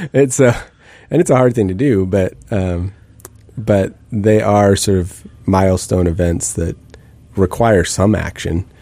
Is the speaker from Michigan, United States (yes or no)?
no; Bellingham, Washington, United States; moved away; I grew up in the Northwest and in, um, Bellingham and grew up sort of wandering in the woods